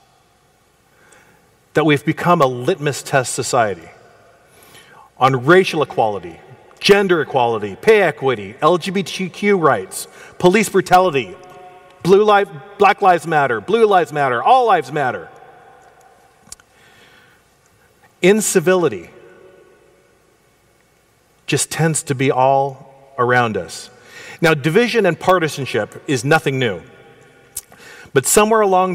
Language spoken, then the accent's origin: English; Portland, United States; we grew up together in Portland Adventist Elementary School